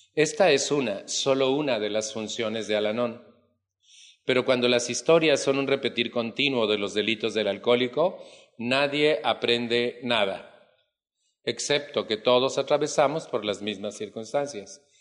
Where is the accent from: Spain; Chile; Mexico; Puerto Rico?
Mexico; En mi país